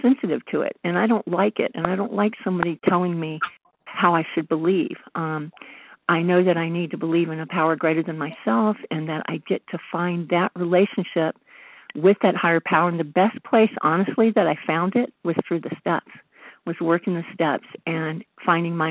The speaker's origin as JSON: {"language": "English", "region": "the South", "country": "United States", "tie": "born or raised there", "moved": "yes", "lives_now": "Northern California, United States", "said": "I grew up in the South with a different kind of religion"}